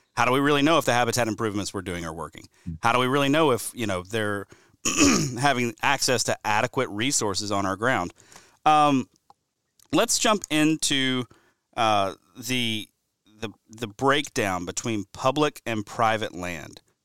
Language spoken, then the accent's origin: English; Alabama, United States; my home state of Alabama